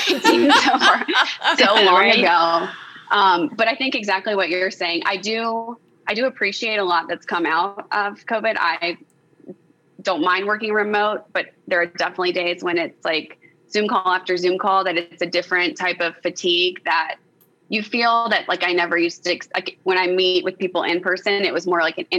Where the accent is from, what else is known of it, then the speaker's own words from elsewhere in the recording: the South, United States; Maybe what you said at the beginning, that I'm from the South.